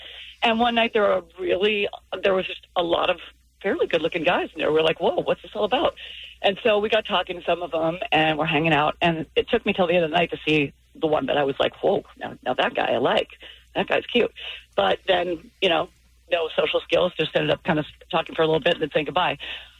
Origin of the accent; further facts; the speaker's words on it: Boston, Massachusetts, United States; also born or lived in Playa del Rey, California; now in California, United States; I'm from Boston.